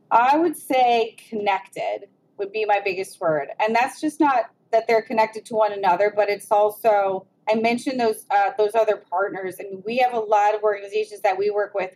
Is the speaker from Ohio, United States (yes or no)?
yes; Cleveland, Ohio, United States; I am that person from Cleveland